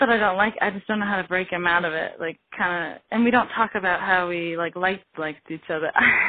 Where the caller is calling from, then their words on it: Colorado, United States; I live in Colorado. I'm 17.